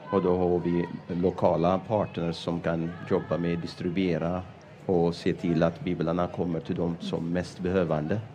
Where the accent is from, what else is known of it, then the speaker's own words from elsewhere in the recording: Ethiopia; Swedish is a second language; moved away as an adult; now in Sweden; jag kom från Etiopien. Jag har blivit frälst genom pingstarbete i Etiopien